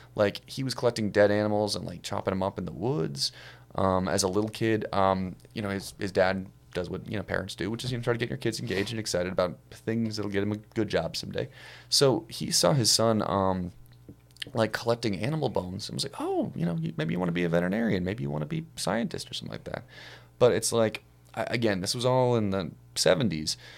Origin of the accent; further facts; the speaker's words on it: Ohio, United States; I'm from Ohio